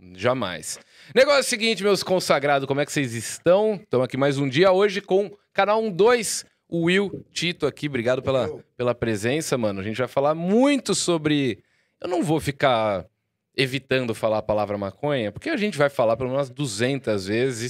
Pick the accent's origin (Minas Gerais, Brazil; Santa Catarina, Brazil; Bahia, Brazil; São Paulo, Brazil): São Paulo, Brazil; Jaú; lá em Jaú, minha cidade natal